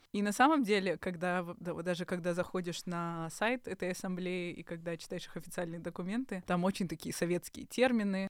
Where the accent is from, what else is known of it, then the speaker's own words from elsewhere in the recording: Kazakhstan; я выпускница а, гимназии самопознания в Казахстане